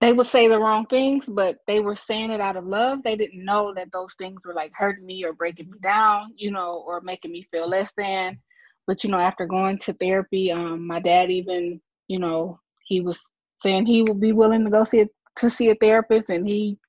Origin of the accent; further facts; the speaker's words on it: Flint, Michigan, United States; I'm from Flint, Michigan